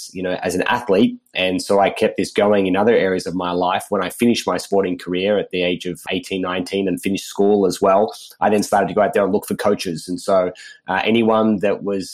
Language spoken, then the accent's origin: English; Sydney, New South Wales, Australia; I grew up in Sydney, Australia